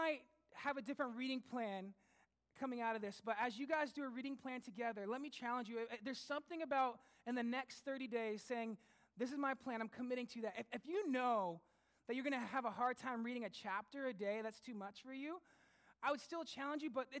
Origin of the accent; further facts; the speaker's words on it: United States; now in Sussex, Canada; I'm American